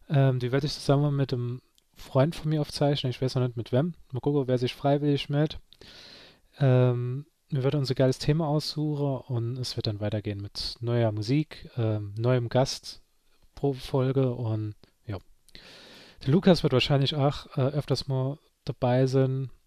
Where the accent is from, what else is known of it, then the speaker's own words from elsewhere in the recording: Saarland, Germany; unter den zehn Dinge, die man nur versteht als Saarländer